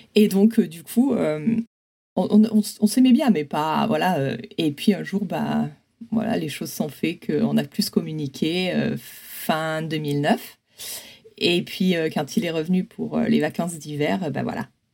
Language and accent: French; Provence-Alpes-Côte d'Azur, France; moved away as an adult; also born or lived in Grenoble; now in San Francisco, United States; je suis originaire des Hautes-Alpes